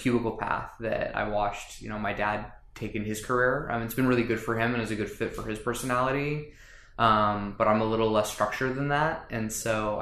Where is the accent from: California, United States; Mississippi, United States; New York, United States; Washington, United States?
California, United States; Los Angeles; moved away as an adult; now in San Diego, United States; I grew up in Los Angeles, near Pasadena.